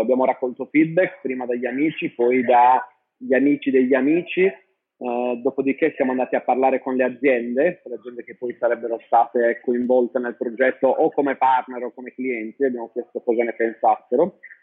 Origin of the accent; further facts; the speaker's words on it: Sardinia, Italy; moved away as an adult; also born or lived in London, United Kingdom / Milan, Italy; sono partito a 19 anni dalla Sardegna